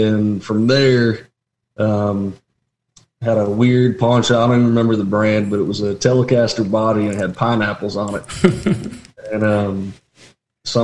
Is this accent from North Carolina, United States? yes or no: yes; Asheville, North Carolina, United States; I grew up outside of Asheville, North Carolina, up in the mountains